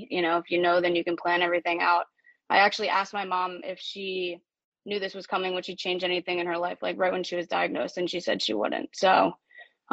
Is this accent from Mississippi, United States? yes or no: no; Maryland, United States; I live in Baltimore, like we talked about, born and raised in Maryland.